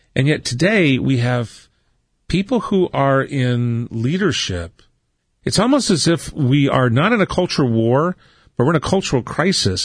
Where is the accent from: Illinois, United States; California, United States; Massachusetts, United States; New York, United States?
California, United States; Southern; also born or lived in Ohio; growing up in Southern California in the '60s and '70s. We actually came out from Ohio mm-hmm. in 1968